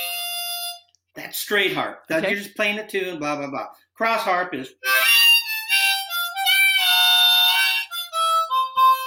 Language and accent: English; Bellingham, Washington, United States; moved away as an adult; now in Seattle, United States; I'm from Bellingham